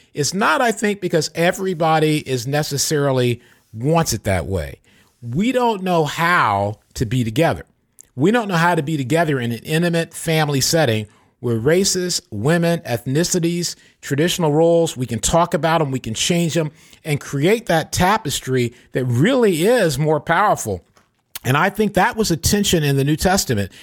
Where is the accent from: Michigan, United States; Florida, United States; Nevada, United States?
Michigan, United States; now in California, United States; Michigan, my home state, or this, my home state's California, but where I grew up.